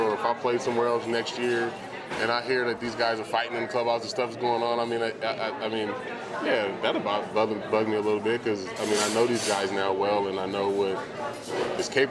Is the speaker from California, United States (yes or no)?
yes; Vallejo, California, United States; moved away; kid from Vallejo